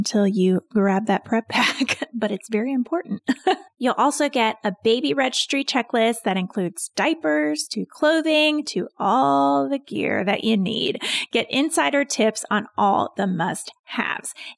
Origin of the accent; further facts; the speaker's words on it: North Carolina, United States; also born or lived in Mount Holly, New Jersey; I moved down to North Carolina when I was like 3 or 4, I think. So I pretty much say I'm from North Carolina because I went to kindergarten here.